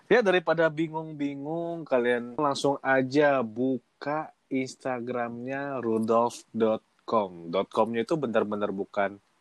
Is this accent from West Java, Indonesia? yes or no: no; Bengkulu, Indonesia